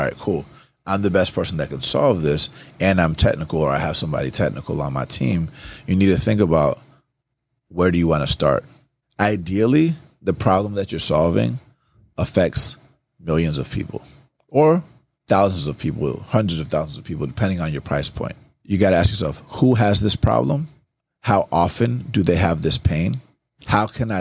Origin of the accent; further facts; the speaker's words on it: Atlanta, Georgia, United States; I grew up in Atlanta